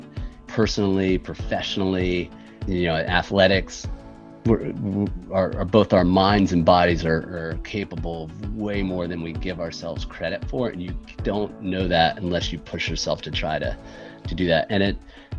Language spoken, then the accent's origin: English; Jacksonville Beach, Florida, United States; I grew up on the East Coast in a small town on the East Coast of Florida, Jacksonville Beach, Neptune Beach.